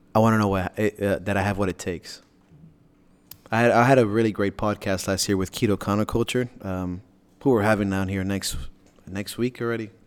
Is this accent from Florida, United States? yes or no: yes; Miami, Florida, United States; I'm from Miami